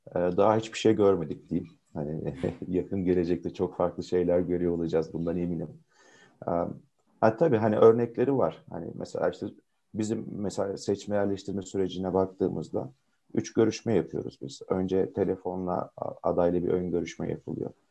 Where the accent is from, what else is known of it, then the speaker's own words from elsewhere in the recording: Konya, Turkey; 79 Konya doğumluyum.